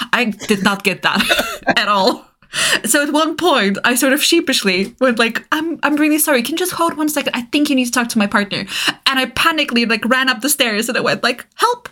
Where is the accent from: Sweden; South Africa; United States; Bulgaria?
Bulgaria; moved away; I grew up in Eastern Europe, right? I grew up in Bulgaria.